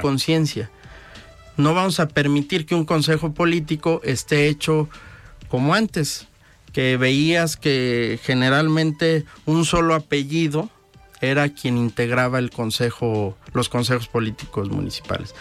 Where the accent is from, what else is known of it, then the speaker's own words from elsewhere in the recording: Unión de San Antonio, Jalisco, Mexico; moved away as an adult; also born or lived in Mexico City / Lagos de Moreno; now in Guadalajara, Mexico; Yo soy originario de Unión de San Antonio, Jalisco, aunque actualmente radico